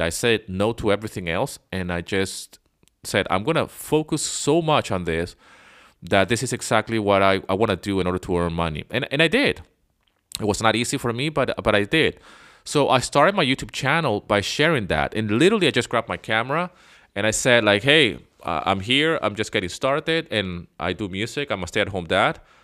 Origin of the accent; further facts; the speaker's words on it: Venezuela; moved away as an adult; also born or lived in London, England / Canada; I was born in England, but I grew up in Venezuela